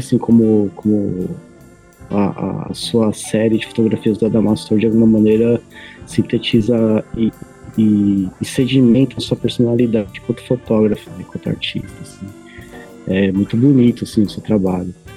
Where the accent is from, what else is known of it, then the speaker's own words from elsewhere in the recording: Santo André, São Paulo, Brazil; eu sou de Santo André.